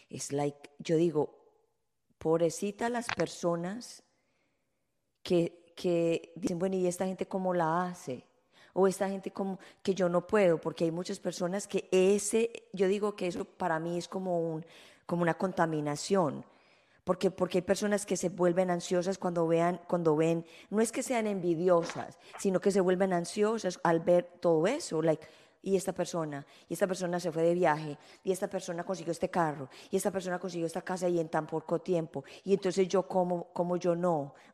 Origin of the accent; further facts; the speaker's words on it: Colombia; moved away as an adult; now in United States; en mi país